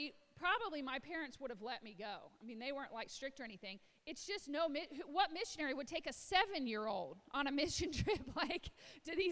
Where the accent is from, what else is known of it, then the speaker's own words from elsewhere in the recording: Illinois, United States; I was a little white girl in the farmlands of Illinois. I grew up in Illinois